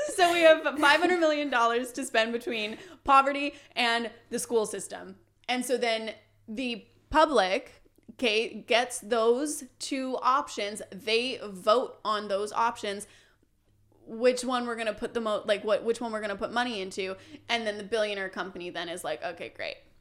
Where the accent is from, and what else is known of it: Canada